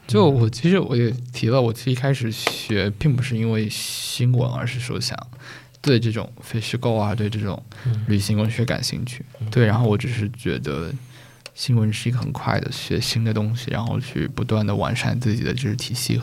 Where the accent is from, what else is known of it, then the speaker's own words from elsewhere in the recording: Taizhou, Zhejiang, China; 如果大家没有听过我家乡是哪儿，我来自浙江台州嘛